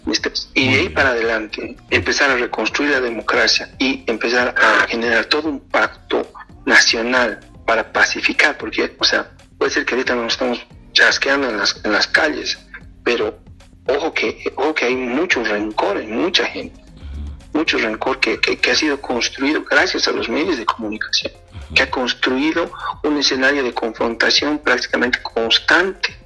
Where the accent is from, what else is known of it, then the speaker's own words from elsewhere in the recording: Bolivia; como bolivianos